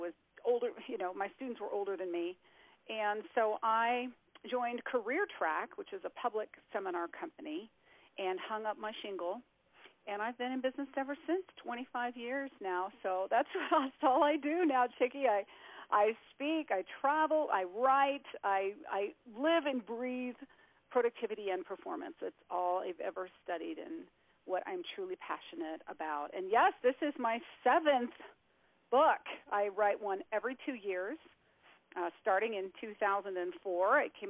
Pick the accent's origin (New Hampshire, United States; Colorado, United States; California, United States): Colorado, United States; Colorado Springs; My father is a retired colonel, and I grew up on the Air Force Academy in Colorado Springs